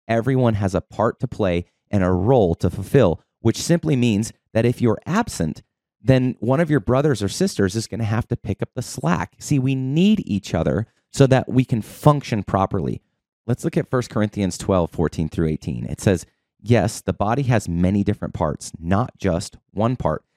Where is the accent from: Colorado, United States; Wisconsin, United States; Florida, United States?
Colorado, United States; Boulder; moved away; Originally, I'm from Boulder, Colorado. I lived on the mountain